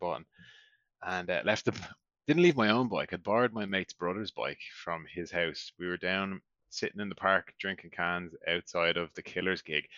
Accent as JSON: {"language": "English", "country": "Ireland", "moved": "yes", "lives_now": "Norway", "said": "We're from Ireland"}